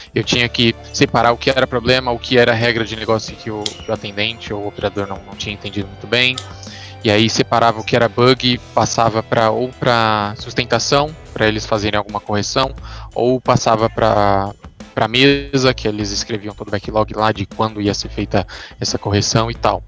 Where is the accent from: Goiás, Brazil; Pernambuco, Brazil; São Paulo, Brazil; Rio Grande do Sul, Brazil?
São Paulo, Brazil; sou de São Paulo capital